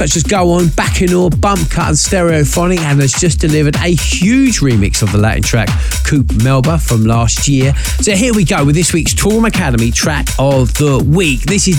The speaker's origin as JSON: {"language": "English", "town": "Maidstone", "region": "South East England", "country": "United Kingdom", "tie": "born or raised there", "said": "back in my hometown of Maidstone"}